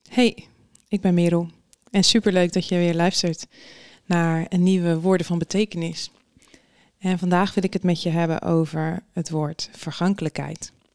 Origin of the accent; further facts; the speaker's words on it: Netherlands; wij als Nederlanders